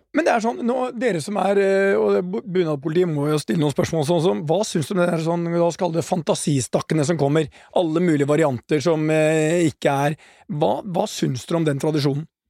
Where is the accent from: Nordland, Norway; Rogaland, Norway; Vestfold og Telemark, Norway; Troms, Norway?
Vestfold og Telemark, Norway; Porsgrunn; jeg kommer fra en bunadsfamilie i Porsgrunn